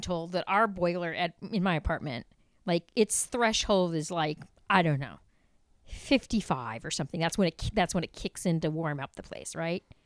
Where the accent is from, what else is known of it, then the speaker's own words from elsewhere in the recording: Chicago, Illinois, United States; being a Chicagoan